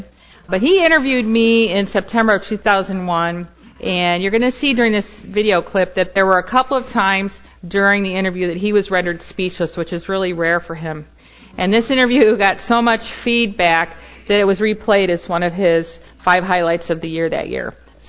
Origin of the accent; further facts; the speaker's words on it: Indiana, United States; moved away; also born or lived in Chicago; When I was a young mom, barely out of my teens, I was the first person to happen on an accident in my home state of Indiana.